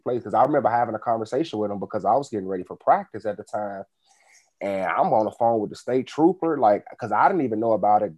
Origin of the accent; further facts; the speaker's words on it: Chicago, Illinois, United States; Grew up on the south side of Chicago, Woodlawn